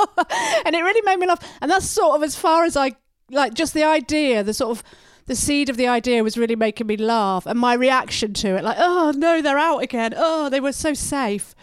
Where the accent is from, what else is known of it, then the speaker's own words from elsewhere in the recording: Oxford, South East England, United Kingdom; when I was growing up in Oxford